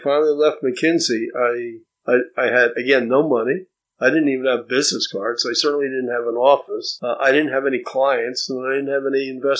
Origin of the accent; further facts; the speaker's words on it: Caldwell, New Jersey, United States; also born or lived in Newark, New Jersey; I was born in Newark. Both parents are blue collar people. early in my life, I moved to Caldwell, New Jersey